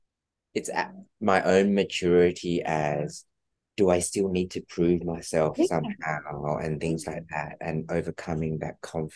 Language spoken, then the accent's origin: English; Australia; It was really hard for my family that came from Australia. I'm Australian.